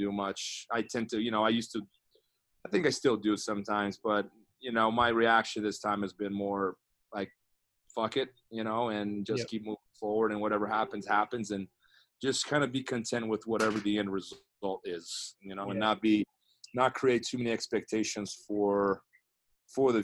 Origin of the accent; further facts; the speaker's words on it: Brazil; moved away as an adult; now in United States; growing up in Brazil was fun, man. Like I wouldn't change my childhood in Brazil for anything in the world.